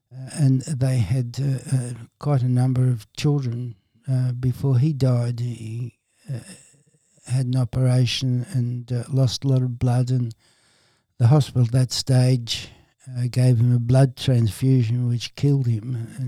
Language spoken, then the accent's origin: English; Dublin, Leinster, Ireland; Being an Irishman from Dublin, I would have said, I would say my mother was probably Catholic as a child